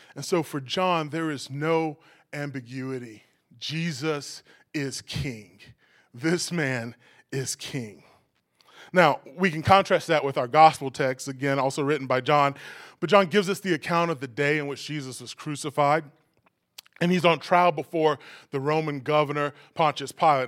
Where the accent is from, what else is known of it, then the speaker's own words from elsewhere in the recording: New York City, New York, United States; As a New Yorker